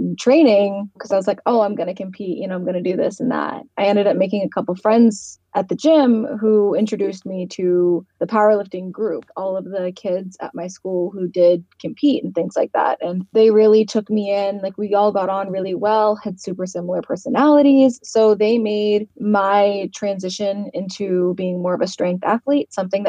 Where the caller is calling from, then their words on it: Virginia, United States; I am calling from Virginia in the United States of America.